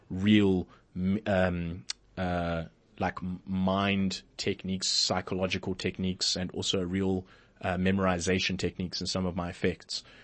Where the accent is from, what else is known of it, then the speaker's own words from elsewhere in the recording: Port Elizabeth, Eastern Cape, South Africa; in my hometown, Port Elizabeth, where I'm from